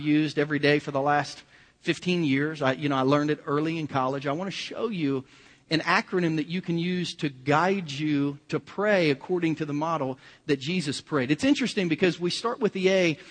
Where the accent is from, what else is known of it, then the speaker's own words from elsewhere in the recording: Kansas City, United States; we're from Kansas City